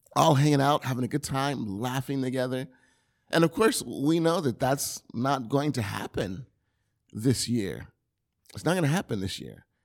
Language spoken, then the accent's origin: English; the South, United States; now in California, United States; I grew up in the South.